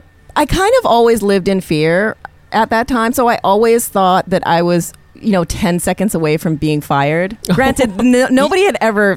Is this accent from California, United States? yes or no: no; Hawaii, United States; now in New York, United States; growing up in Hawaii because the experience is you are the majority.